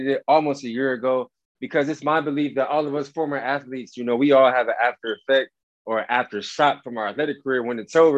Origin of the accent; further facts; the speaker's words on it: Cleveland, Ohio, United States; I grew up in Cleveland, Ohio